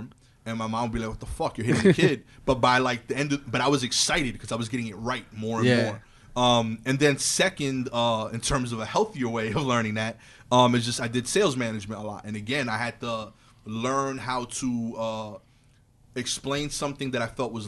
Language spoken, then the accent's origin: English; New York City, New York, United States; as a New Yorker